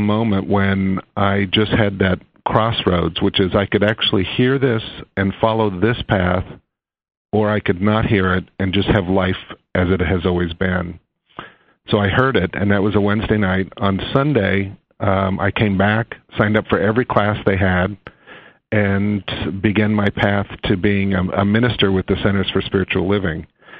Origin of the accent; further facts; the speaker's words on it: Western Nebraska, United States; growing up in Western Nebraska, back in the time that I grew up